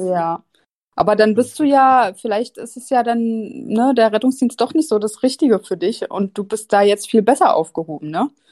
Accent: Berlin, Germany; moved away as an adult; also born or lived in Mainz; komme ich ja ursprünglich aus Berlin und habe dann in Mainz angefangen zu studieren

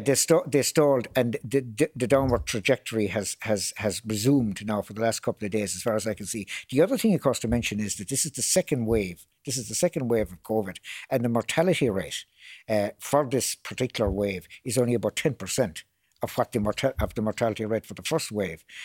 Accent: Limerick, Munster, Ireland; my hometown of Limerick

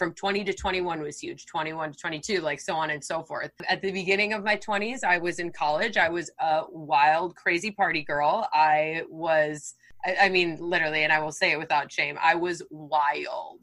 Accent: Wisconsin, United States; moved away as an adult; also born or lived in Texas; now in California, United States; I'm from Wisconsin. So I grew up in like very small town, Wisconsin.

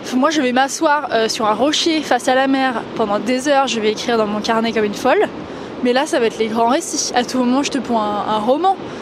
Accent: the Alps, France; j'ai grandi dans les Alpes

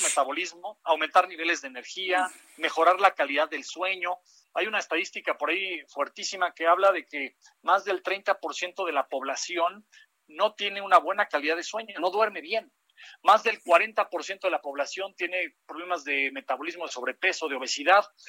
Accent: Mexico

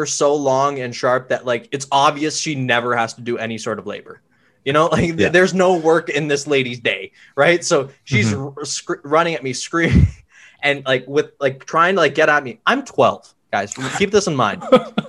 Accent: India; it really offended me because I'm Indian.

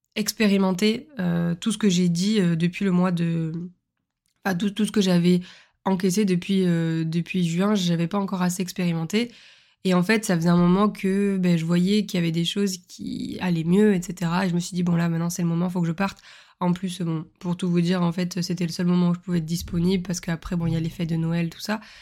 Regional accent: the South, southern France, France; je suis une sudiste

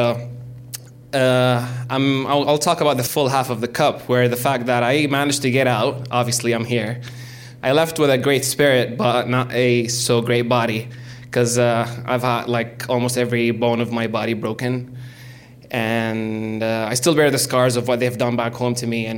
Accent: Damascus, Damascus Governorate, Syria; moved away as an adult; also born or lived in Riyadh, Saudi Arabia; I'm Syrian from Damascus, the capital.

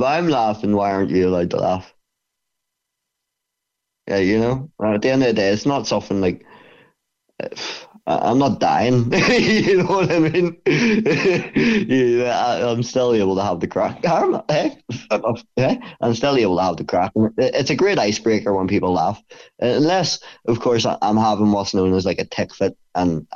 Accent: Bangor, Northern Ireland, United Kingdom; it's in my hometown, and it's the only gym in Bangor for MMA.

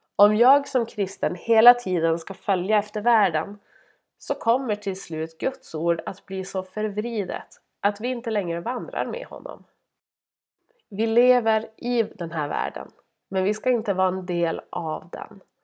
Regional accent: Norrland, Sweden; jag är norrlänning

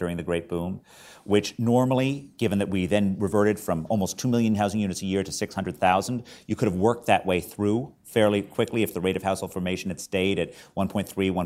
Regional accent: United States; being born an American

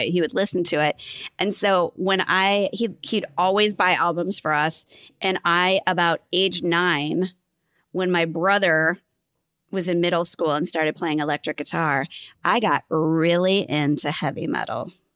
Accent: Bellevue, Nebraska, United States; So I grew up in Bellevue, Nebraska

